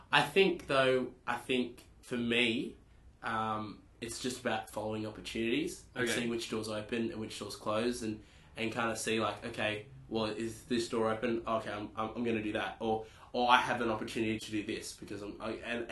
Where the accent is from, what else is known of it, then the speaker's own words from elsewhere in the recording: Newcastle, New South Wales, Australia; I'm from Newcastle